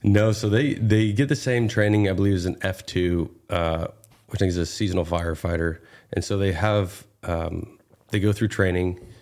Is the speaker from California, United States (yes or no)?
yes; Northern California, United States; I grew up in Northern California